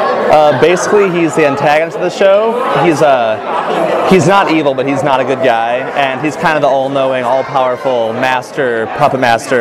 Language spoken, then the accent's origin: English; Bay Area, California, United States; now in Irvine, United States; I'm a senior at UCI, and I'm from the Bay Area